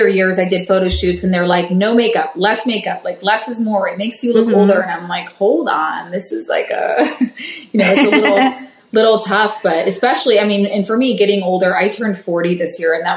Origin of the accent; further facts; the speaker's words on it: Cleveland, Ohio, United States; I come from Cleveland